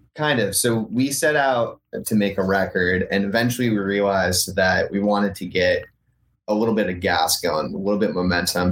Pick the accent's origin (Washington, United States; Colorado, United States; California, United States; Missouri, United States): California, United States; Northern; also born or lived in New York; now in Los Angeles, United States; I grew up in Northern California